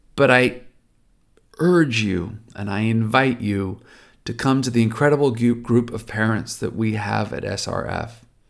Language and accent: English; California, United States; I'm Californian.